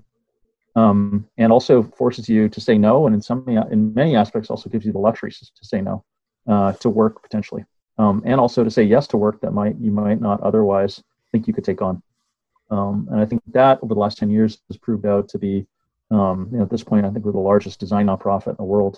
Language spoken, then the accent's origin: English; Winnipeg, Manitoba, Canada; moved away as an adult; also born or lived in Toronto, Canada / Kigali, Rwanda; now in London, United Kingdom; I came from Winnipeg and studied, I grew up in the prairies, studied architecture in Winnipeg and Toronto